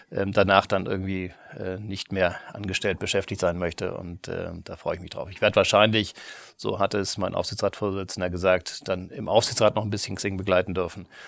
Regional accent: Kiel, Schleswig-Holstein, Germany; also born or lived in Tübingen; Ich bin in Kiel groß geworden, ja.

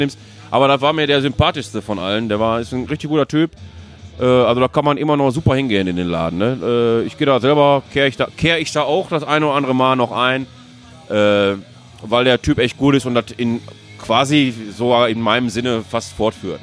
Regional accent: Duisburg, North Rhine-Westphalia, Germany; aus Duisburg komme ich.

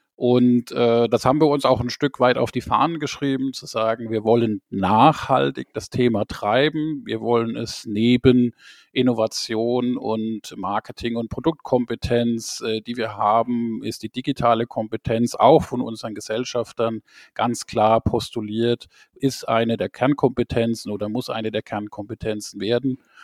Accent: Rhineland-Palatinate, Germany; Ich bin in der Pfalz geboren.

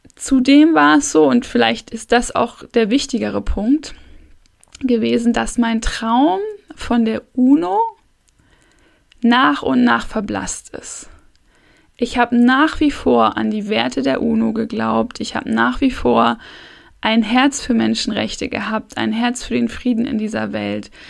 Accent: Hamburg, Germany; ich komme aus Hamburg

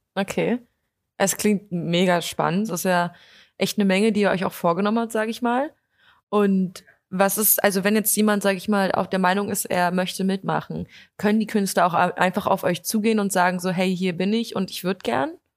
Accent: Potsdam, Brandenburg, Germany; also born or lived in Berlin; ich studiere zwar in Berlin, aber ich komme eigentlich aus Potsdam

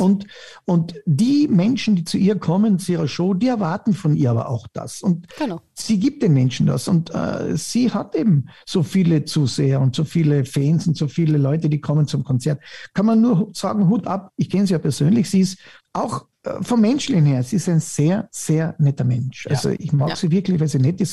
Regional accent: Styria, Austria; ich sage immer, als Steirer

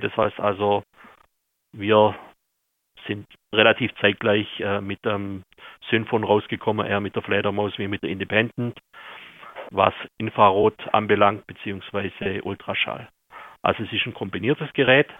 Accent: Austria; also born or lived in Vienna; Ich selber bin eigentlich aus Aulerdorf, arbeite jetzt aber in Wien

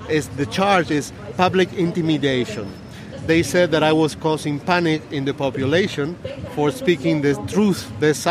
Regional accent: Argentina; English is a second language; moved away as an adult; also born or lived in Silicon Valley, United States; I'm from Argentina, but I was living in the U.S. working in the Silicon Valley for ten years, and I came back to my country

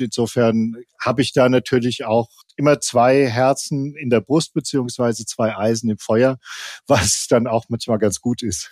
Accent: Offenbach, Hesse, Germany; ich komme aus Offenbach

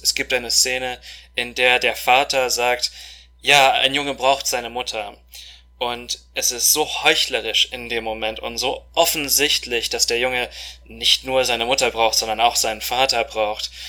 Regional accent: Moscow, Russia; moved away as an adult; now in Germany; Wir sind in Moskau groß geworden, auch volljährig geworden. Wir sind zur gleichen Schule gegangen

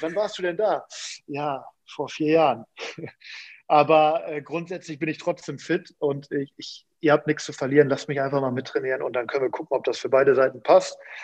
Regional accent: Münster, North Rhine-Westphalia, Germany; moved away as an adult; also born or lived in Sandhausen; zurück in meine Heimat

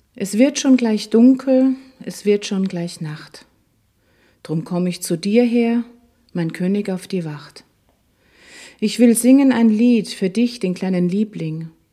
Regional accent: Schärding, Upper Austria, Austria; Ich bin in Scherding in Oberösterreich aufgewachsen, ein wunderschönes barockes Städtchen an der Grenze zu Deutschland.

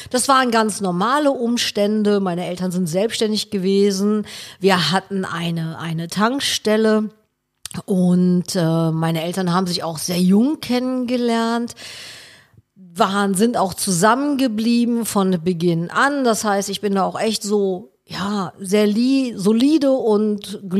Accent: Cologne, North Rhine-Westphalia, Germany; Ich bin ja ein Kölner.

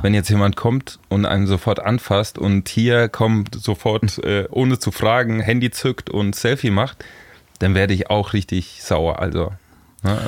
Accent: Lower Franconia, near Frankfurt, Bavaria, Germany; moved away as an adult; also born or lived in Hamburg; Also ich bin in der Nähe von Frankfurt groß geworden, ähm, ja. noch Bayern aber, äh, Unterfranken.

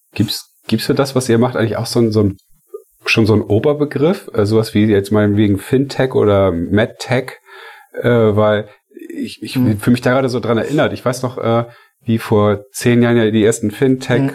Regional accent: Hamburg, Germany; Ich komme ja nur auch von hier

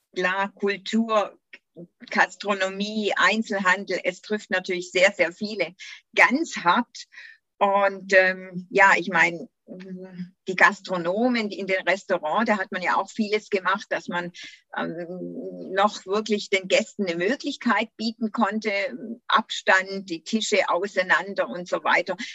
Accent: Göppingen district, Baden-Württemberg, Germany; geboren, aufgewachsen und noch immer hier im Landkreis

